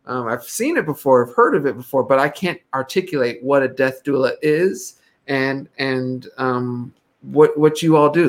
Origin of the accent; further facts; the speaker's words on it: Ghana; I'm from Ghana.